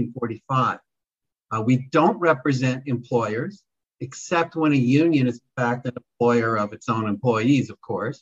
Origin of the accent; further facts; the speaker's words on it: Los Angeles, California, United States; I was born and bred in Los Angeles